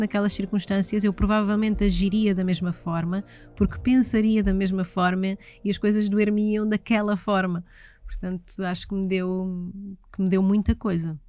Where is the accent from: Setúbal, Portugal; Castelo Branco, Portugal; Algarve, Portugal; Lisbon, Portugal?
Lisbon, Portugal; Oeiras; also born or lived in Carcavelos / Parede; eu nasci em Oeiras, na extinta maternidade de Oeiras, no dia 18 de janeiro de 1983.